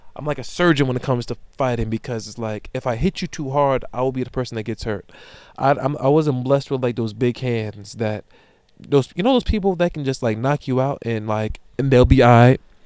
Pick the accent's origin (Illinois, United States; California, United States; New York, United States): New York, United States; Amityville; I'm from Amityville